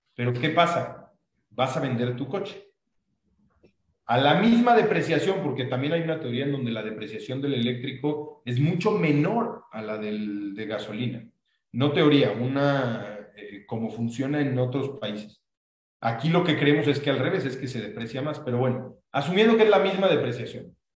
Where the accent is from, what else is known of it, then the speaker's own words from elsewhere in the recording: Mexico; nosotros siendo mexicanos